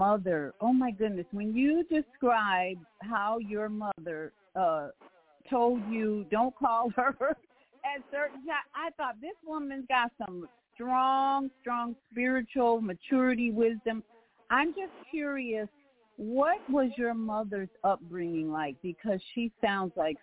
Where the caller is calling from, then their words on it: Orlando, Florida, United States; I'm calling from Orlando, Florida